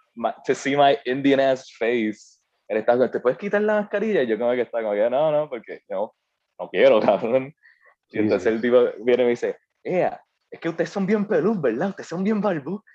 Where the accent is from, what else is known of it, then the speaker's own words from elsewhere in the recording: Puerto Rico; Aunque yo había nacido aquí, o sea, para mí yo como que no, yo soy puertorriqueño